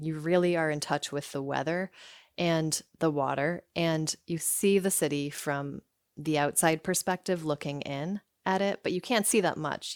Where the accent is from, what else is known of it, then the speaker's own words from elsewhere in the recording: Somersville, Connecticut, United States; also born or lived in Rockville, Connecticut; I was born there, but I grew up in Summersville, Connecticut, which is pretty close